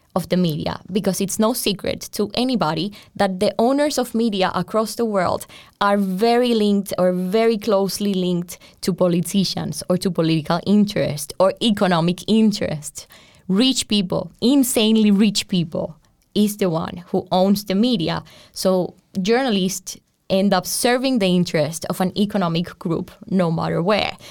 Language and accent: English; Colombia; moved away as an adult; now in Europe; I come from Colombia and I was doing journalism in Colombia